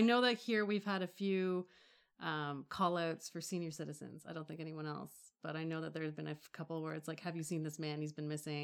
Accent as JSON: {"language": "English", "town": "Toronto", "region": "Ontario", "country": "Canada", "tie": "born or raised there", "said": "I don't actually live in Toronto, although I grew up"}